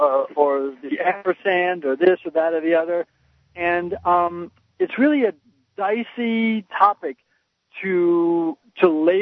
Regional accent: Scarsdale, New York, United States; even though financially I'm considered low class myself, although I was raised in Scarsdale, New York, and I went to college, and all my relatives were college educated.

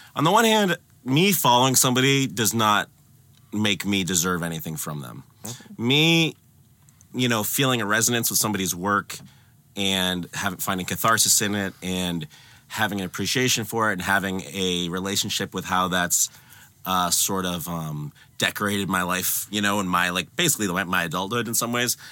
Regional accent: Concord, Massachusetts, United States; I'm from Concord. I'm from the suburbs of Boston

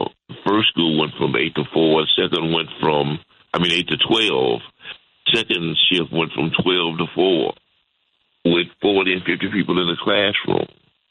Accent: Chicago, Illinois, United States; I grew up in Wood School in time of the Willis Wagon, where because they didn't want us to go to white schools and because we were locked in a black community

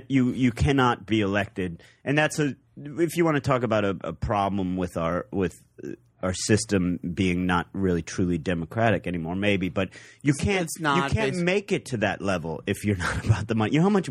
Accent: Cleveland, Ohio, United States; moved away; I'm from Cleveland.

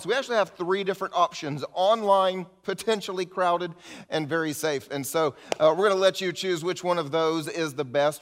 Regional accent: the South, United States; I grew up in the South with old Southerners

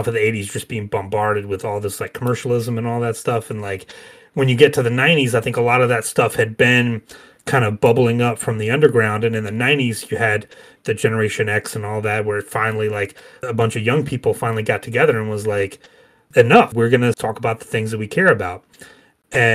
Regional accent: Georgia, United States; me growing up in Georgia

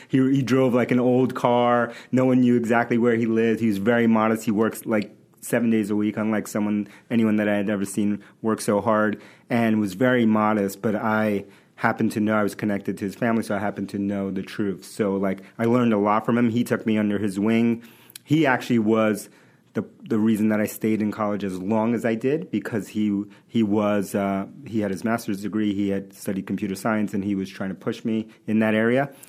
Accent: New York City, New York, United States; English is a second language; moved away as an adult; also born or lived in Bronx, New York / Manhattan, New York; now in Boston, United States; I was born in the Bronx, New York, and uh, grew up in Queens

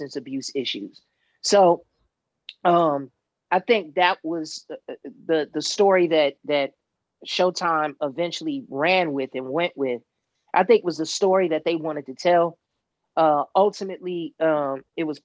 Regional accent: Chicago, Illinois, United States; being a Chicagoan is something that those of us who were born and raised there were really proud about, especially Southsiders

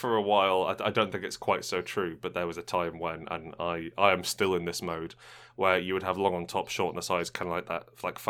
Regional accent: London, United Kingdom; I'm like, yeah, I'm from East London, actually.

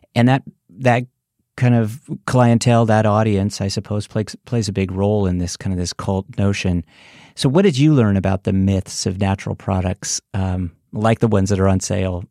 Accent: San Francisco, California, United States; moved away; I'm originally from San Francisco

